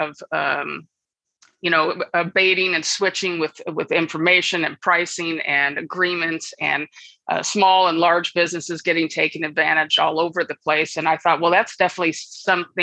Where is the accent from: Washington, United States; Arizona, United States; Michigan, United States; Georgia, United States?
Michigan, United States; Birmingham; moved away as an adult; also born or lived in Boston, Massachusetts / San Francisco, California / Los Angeles, California; now in San Luis Obispo, United States; I'm originally from Michigan. So I grew up in Birmingham, Michigan